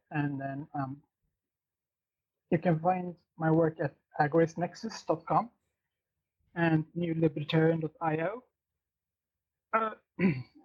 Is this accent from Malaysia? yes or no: no; Sweden; now in Norway; in my home country in Sweden, which is like 3 hours from where I'm sitting right now.